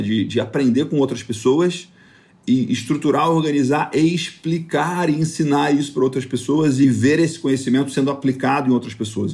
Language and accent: Portuguese; northern Goiás, Brazil; moved away; also born or lived in Rio de Janeiro; o meu pai trabalhava numa fazenda da família no norte de Goiás. E desde pequeno, quando eu nasci, eu fui morar na fazenda